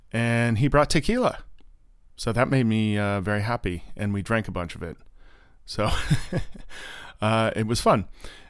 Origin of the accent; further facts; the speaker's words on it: Orlando, Florida, United States; moved away; I grew up in Orlando.